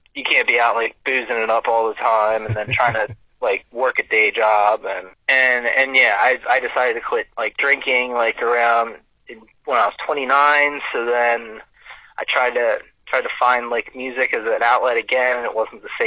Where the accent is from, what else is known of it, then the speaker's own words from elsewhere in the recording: Wilmington, Delaware, United States; I'm from Wilmington, Delaware